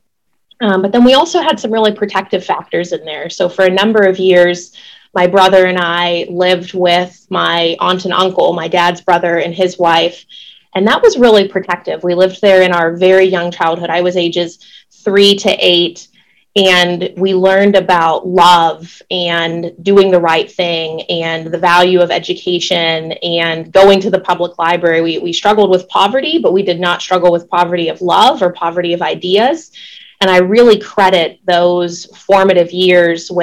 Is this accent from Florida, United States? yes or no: no; Pittsburgh, Pennsylvania, United States; moved away as an adult; also born or lived in Oklahoma City, Oklahoma; now in Rochester, United States; I was born and raised in Pittsburgh, Pennsylvania